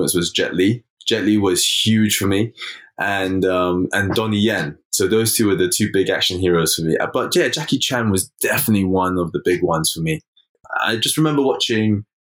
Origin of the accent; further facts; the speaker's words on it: London, United Kingdom; I'm born and raised in London, England, West London.